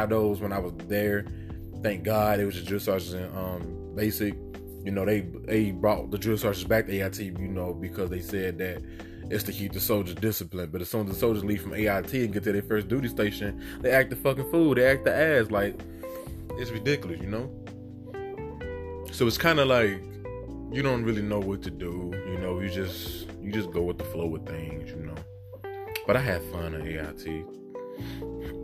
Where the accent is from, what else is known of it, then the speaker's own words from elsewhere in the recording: Chicago, Illinois, United States; moved away as an adult; I'm originally from Chicago